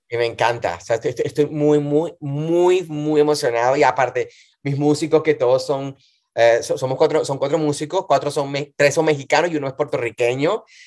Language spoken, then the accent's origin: Spanish; Montalbán, Carabobo, Venezuela; also born or lived in Valencia, Venezuela; now in New York, United States; soy de Venezuela, de Valencia, Venezuela. De hecho, nací, eh, me crié en un pueblito que se llama Montalbán